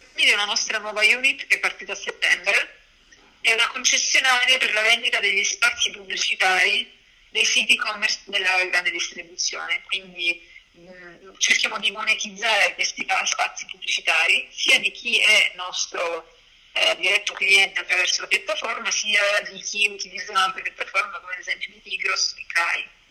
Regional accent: Messina, Sicily, Italy; moved away as an adult; also born or lived in Belgium / Paris / Canada / Geneva; now in Milan, Italy; io sono di Messina

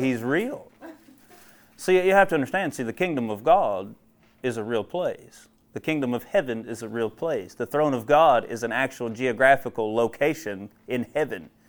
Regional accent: central Ohio, United States; moved away; I'm from Ohio originally, and I tell you what, I grew up hating Ohio State football because that's all you hear about. I'm from central Ohio

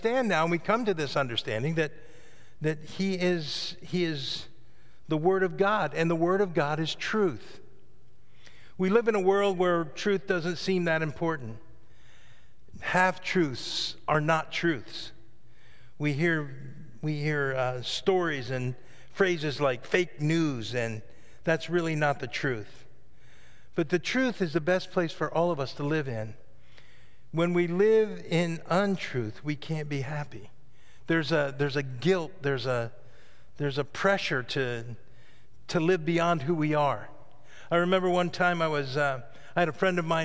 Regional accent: the Catskills, New York, United States; I grew up in the Catskills in New York

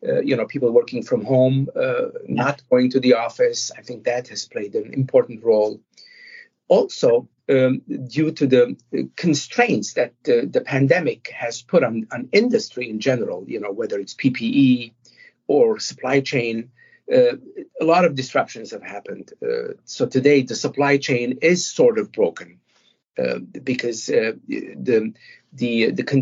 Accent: Montreal, Quebec, Canada; as I was growing up in Montreal

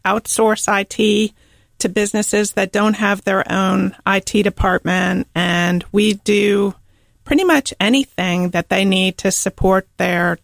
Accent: Arlington, Virginia, United States; moved away as an adult; also born or lived in Charlottesville, Virginia / Charlotte, North Carolina; now in Charleston, United States; I am originally from Arlington, Virginia

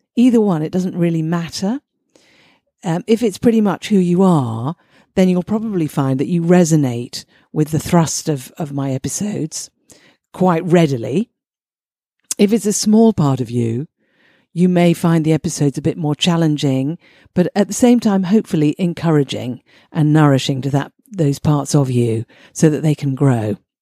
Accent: United Kingdom; I'm British.

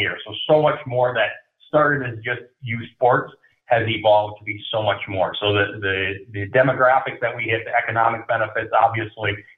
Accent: Minnesota, United States; moved away as an adult; now in West Des Moines, United States; I come from Minnesota. I'm a hockey guy

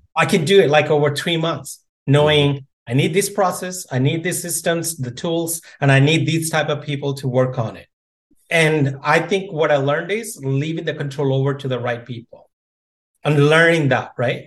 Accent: India; moved away; I grew up in India

